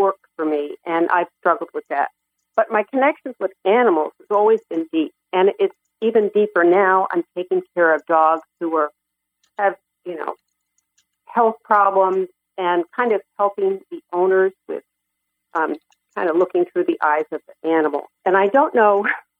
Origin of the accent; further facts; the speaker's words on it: New York, United States; I grew up in New York